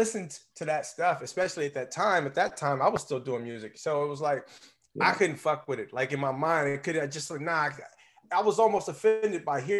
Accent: United States; I'm from the New Orleans area, southeast of New Orleans

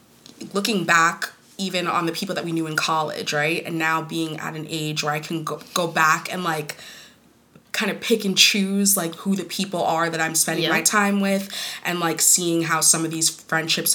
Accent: United States; Growing up Kenyan American

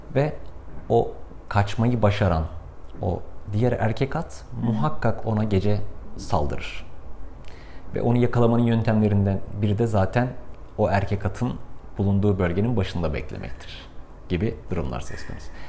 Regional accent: Kars Province, Turkey; benim çocukluğum Kars'ta geçti. Karslıyım

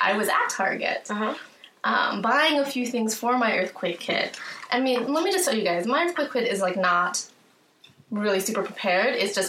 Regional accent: California, United States; growing up in California

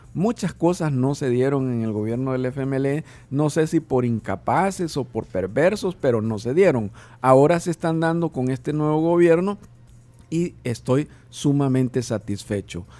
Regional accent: El Salvador; nosotros como salvadoreños

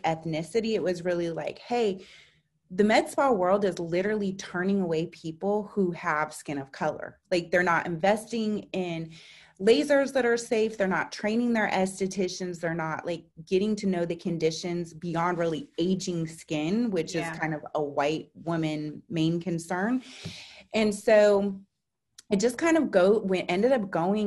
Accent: San Francisco, California, United States; I grew up in San Francisco.

